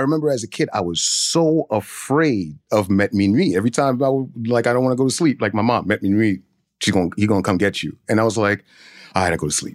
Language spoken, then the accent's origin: English; New York City, New York, United States; I grew up in Brooklyn, but I grew up in a Haitian household